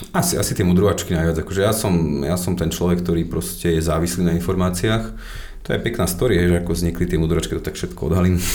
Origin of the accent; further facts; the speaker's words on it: Slovakia; my sme Slováci